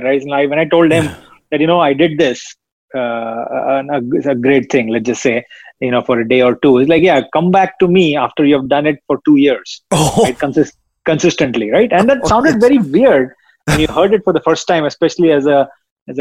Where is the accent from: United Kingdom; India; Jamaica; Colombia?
India; moved away as an adult; now in United States; I grew up in India. I spent the first 20 years of my life there.